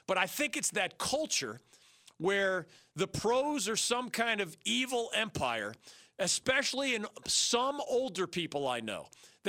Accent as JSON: {"language": "English", "town": "Philadelphia", "region": "Pennsylvania", "country": "United States", "tie": "born or raised there", "also_born_or_lived": "New Jersey", "moved": "yes", "lives_now": "North Carolina, United States", "said": "Growing up in Philly"}